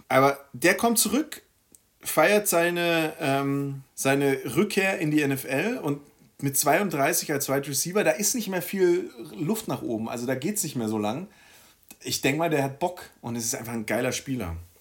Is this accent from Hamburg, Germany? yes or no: no; Villingen-Schwenningen, Baden-Württemberg, Germany; Villingen-Schwenning. Mhm. Ähm, meine Heimatstadt komme ich her